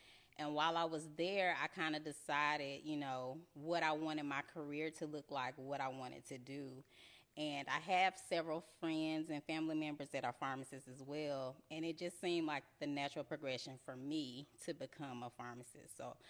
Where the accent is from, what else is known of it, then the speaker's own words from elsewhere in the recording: Huntsville, Alabama, United States; accent: Alabama; moved away as an adult; now in Georgia, United States; That's that good old Alabama accent. I'm from Huntsville, Alabama.